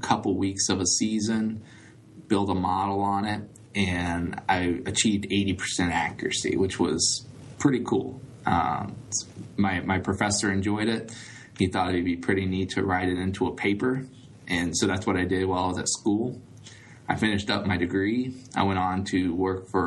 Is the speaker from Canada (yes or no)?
no; Dayton, Ohio, United States; I grew up in the Dayton, Ohio area, went to high school here